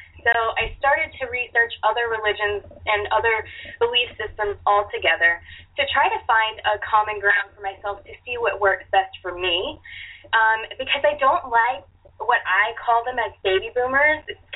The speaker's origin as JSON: {"language": "English", "town": "New Orleans", "region": "Louisiana", "country": "United States", "tie": "born or raised there", "said": "I grew up in the Gulf of Mexico and New Orleans"}